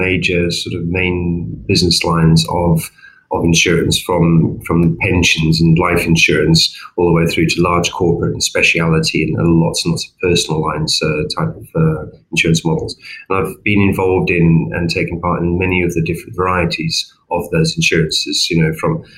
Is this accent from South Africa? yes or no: yes; South Africa; accent: slight twang; now in England, United Kingdom; some of you may have picked up a slight sort of twang to my accent. I originally was born in Southern Africa, in South Africa, although I've been in England for many years and I'm English